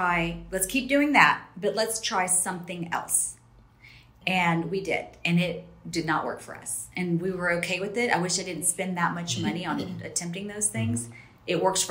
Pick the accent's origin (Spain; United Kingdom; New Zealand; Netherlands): Spain; also born or lived in Texas; I'm from Spain originally. We both lived in Texas.